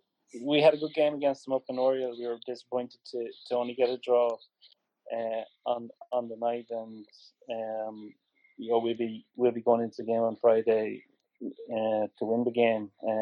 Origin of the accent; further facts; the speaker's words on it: Ireland; as an Irishman